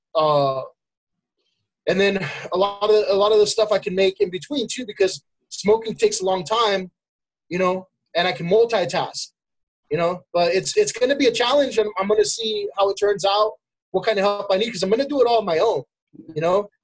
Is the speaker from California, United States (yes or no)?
yes; El Monte, California, United States; also born or lived in Pomona, California; now in Temple City, United States; I'm from El Monte